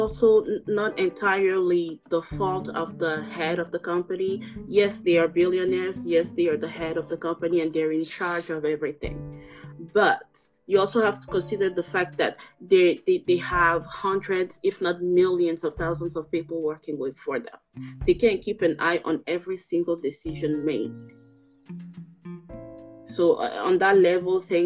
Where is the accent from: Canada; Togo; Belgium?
Togo; My country, I'm from Togo, like I mentioned before, in West Africa